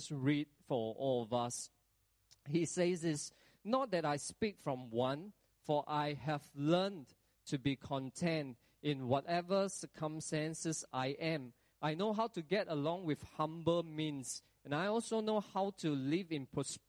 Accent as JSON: {"language": "English", "country": "Singapore", "said": "we as Singaporean"}